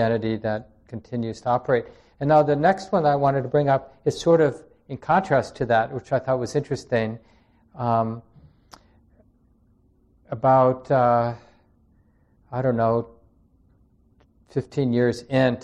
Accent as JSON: {"language": "English", "town": "Minneapolis", "region": "Minnesota", "country": "United States", "tie": "born or raised there", "also_born_or_lived": "New York City", "moved": "as an adult", "said": "I never wanted to come back to Minneapolis. I grew up in Minneapolis"}